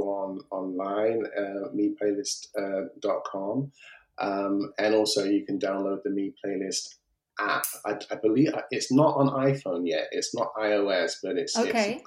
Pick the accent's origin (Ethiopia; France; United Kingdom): United Kingdom; I'm a British African, British Nigerian, if you like. My heritage is Nigerian